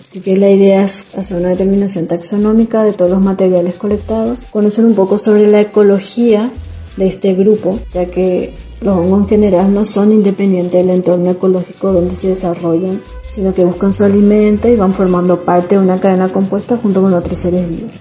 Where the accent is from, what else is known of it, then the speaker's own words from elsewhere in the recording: Paraguay; moved away as an adult; also born or lived in Asunción, Paraguay; now in Corrientes, Argentina; A raíz de esa pasantía se dio la idea de hacer el doctorado con hongos de mi país